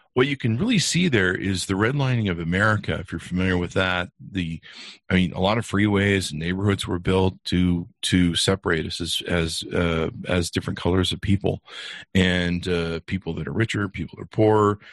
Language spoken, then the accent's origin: English; Beverly Hills, California, United States; now in Utah, United States; I grew up in California on nice cars in Beverly Hills